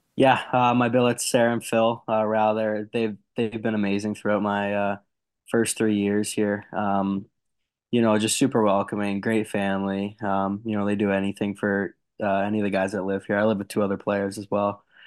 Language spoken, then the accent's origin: English; Canada; being a Canadian boy